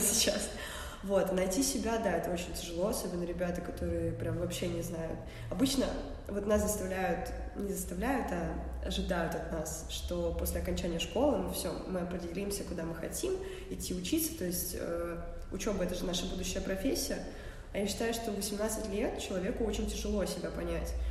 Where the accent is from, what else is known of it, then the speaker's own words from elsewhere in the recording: Saint Petersburg, Russia; я из Питера вообще, я здесь родилась, всю жизнь живу